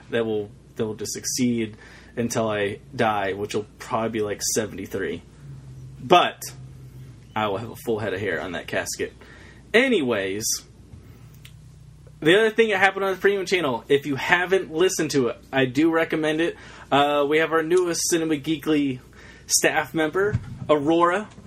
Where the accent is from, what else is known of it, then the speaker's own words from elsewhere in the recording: United Kingdom; I'm from Britain, where you can find the real Boston, New York, and Newark.